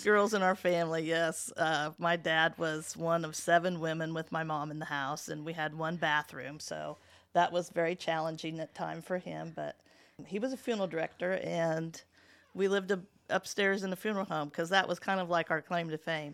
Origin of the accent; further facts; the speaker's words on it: Muncie, Indiana, United States; also born or lived in Richmond, Indiana; I wasn't born in Muncie, I was born in Richmond, but we moved here when I was in the first grade, first grade, so Muncie really is my home